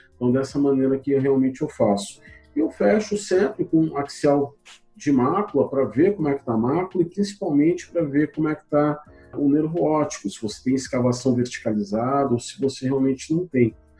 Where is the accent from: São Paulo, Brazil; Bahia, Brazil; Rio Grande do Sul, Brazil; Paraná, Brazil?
Paraná, Brazil; moved away as an adult; also born or lived in Curitiba; now in Belo Horizonte, Brazil; eu estou aqui em Minas, mas eu não sou mineiro, eu sou paranaense